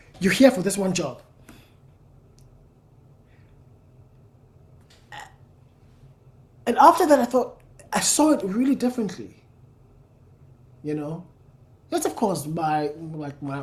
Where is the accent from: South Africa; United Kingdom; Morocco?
South Africa; I'm South African. I come from the Xhosa people